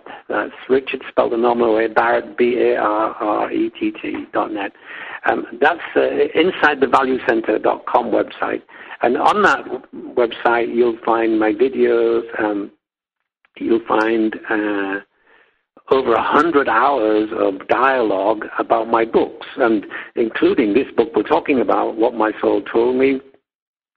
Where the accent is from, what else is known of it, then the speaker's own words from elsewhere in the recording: England, United Kingdom; moved away as an adult; also born or lived in United States; I've been living in my original homeland in England.